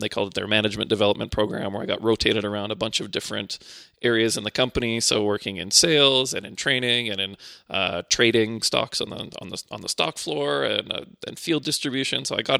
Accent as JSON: {"language": "English", "town": "Winnipeg", "region": "Manitoba", "country": "Canada", "tie": "born or raised there", "also_born_or_lived": "Poland", "said": "And then we ended up in Winnipeg, and that's where I spent most of my growing up life."}